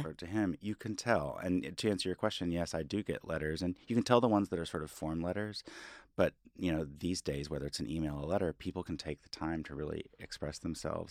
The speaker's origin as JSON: {"language": "English", "town": "Fayetteville", "region": "Arkansas", "country": "United States", "tie": "born or raised there", "also_born_or_lived": "Los Angeles", "moved": "as an adult", "lives_now": "New York, United States", "said": "in Arkansas, I grew up in a very"}